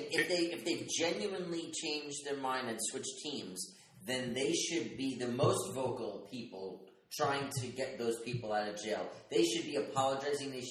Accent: New York City, New York, United States; I grew up in Brooklyn

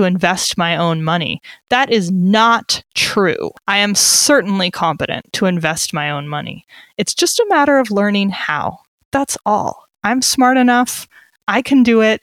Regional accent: United States; now in Switzerland; as an American living abroad

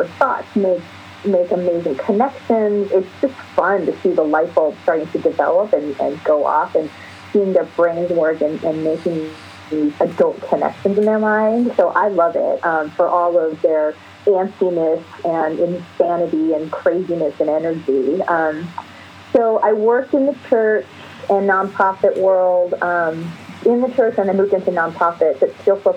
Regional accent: East Coast, United States; also born or lived in New York / Philadelphia; now in Los Angeles, United States; Born in Los Angeles, then moved to the East Coast. So I grew up really during my formative years on the East Coast in New York and Philly

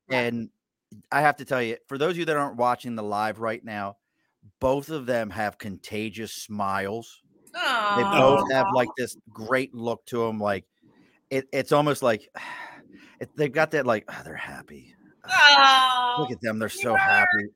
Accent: Baltimore, Maryland, United States; moved away as an adult; now in Albany, United States; I grew up in Baltimore.

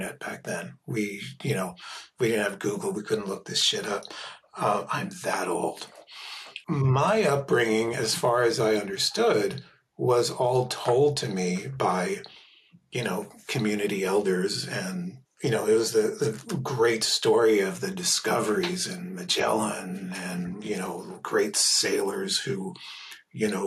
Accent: Philadelphia, Pennsylvania, United States; Growing up in Philadelphia in the 1970s in an immigrant community

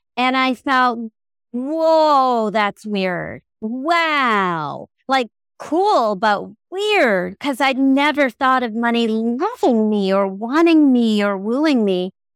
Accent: Southern California, United States; I'm from Southern California

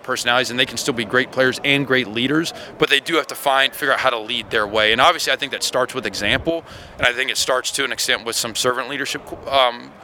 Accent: Georgia, United States; now in Alabama, United States; I'm from Georgia.

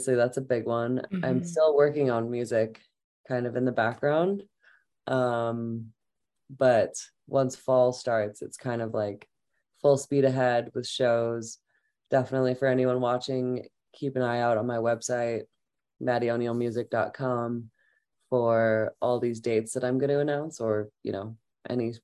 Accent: St. Louis, Missouri, United States; moved away as an adult; also born or lived in Boulder, Colorado; now in Colorado, United States; I grew up in St. Louis and then I moved to Boulder to go to CU in 2008

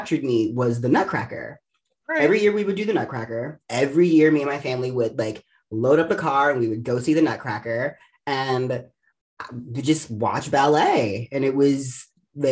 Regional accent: Baltimore, Maryland, United States; moved away; also born or lived in New York; I'm originally from Baltimore. I grew up in like the suburbs of Baltimore

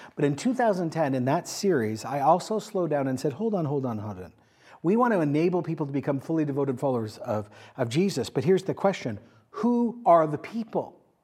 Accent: Canada; I am a Canadian.

